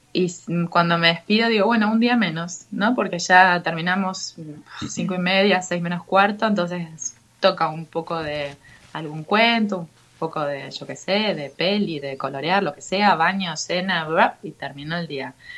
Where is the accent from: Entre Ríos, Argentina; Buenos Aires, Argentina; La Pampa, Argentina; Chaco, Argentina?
Buenos Aires, Argentina; como buena argentina porteña psicoanalizada